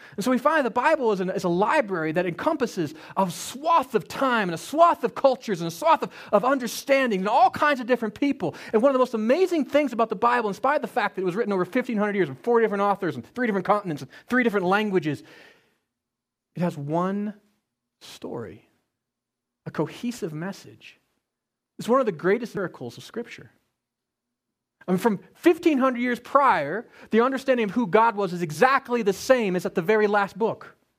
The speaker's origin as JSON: {"language": "English", "region": "Colorado", "country": "United States", "tie": "born or raised there", "said": "I grew up in Colorado"}